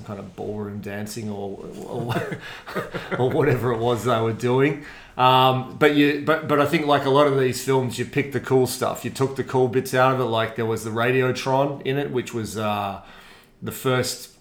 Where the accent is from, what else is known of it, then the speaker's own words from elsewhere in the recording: Melbourne, Victoria, Australia; I grew up out on the Hurstbridge, the famous, now famous, Hurstbridge line, I guess. Out in a place called Montmorency